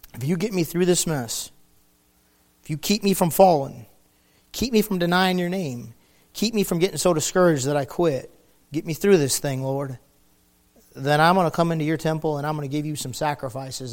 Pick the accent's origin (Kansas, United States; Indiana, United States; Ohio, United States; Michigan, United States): Michigan, United States; near Detroit; I grew up near Detroit, Michigan